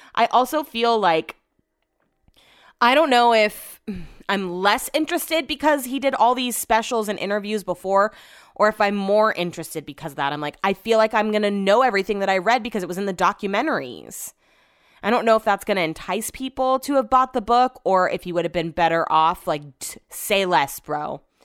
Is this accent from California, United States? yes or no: yes; Sacramento, California, United States; I'm also from Sacramento